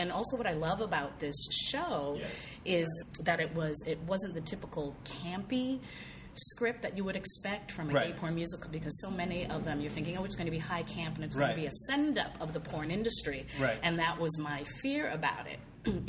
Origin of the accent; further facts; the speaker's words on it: San Diego, California, United States; moved away as an adult; now in Los Angeles, United States; I grew up in Church of Christ, which was no dancing, you know, because that led to sexual immorality. And, and I was basically a virgin until I was 21. That was in San Diego until I moved to L.A.